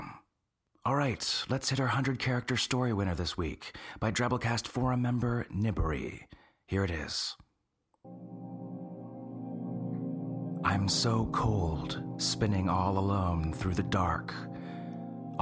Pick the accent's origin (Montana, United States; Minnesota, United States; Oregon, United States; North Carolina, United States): North Carolina, United States; I'm from North Carolina, too